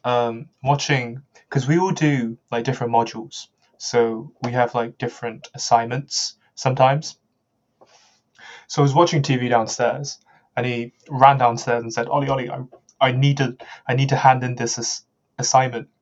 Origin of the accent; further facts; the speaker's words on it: Birmingham, West Midlands, United Kingdom; I'm from Birmingham